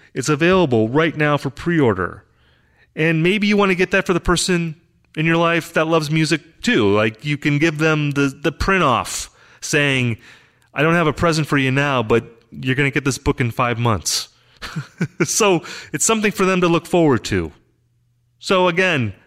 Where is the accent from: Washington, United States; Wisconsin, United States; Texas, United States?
Wisconsin, United States; moved away; I'm from Wisconsin originally, so I grew up in a similar kind of situation.